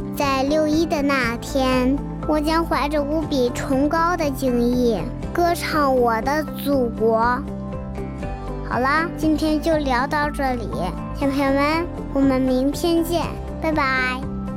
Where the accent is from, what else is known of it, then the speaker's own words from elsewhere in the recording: Xi'an, Shaanxi, China; 我们西安